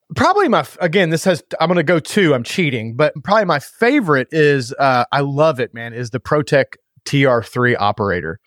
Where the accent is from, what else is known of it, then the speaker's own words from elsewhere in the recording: United States; being an American now